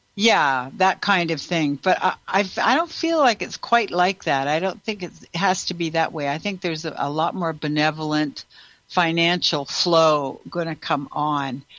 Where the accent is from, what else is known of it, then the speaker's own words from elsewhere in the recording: Canada; now in United States; I'm also from Canada